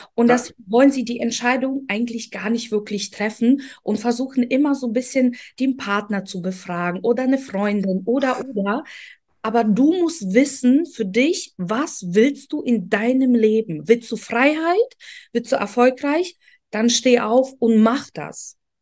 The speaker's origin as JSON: {"language": "German", "country": "Poland", "tie": "born or raised there", "also_born_or_lived": "Ukraine", "second_language": "German", "moved": "yes", "lives_now": "Germany", "said": "bin in Polen aufgewachsen, kam irgendwann nach Deutschland"}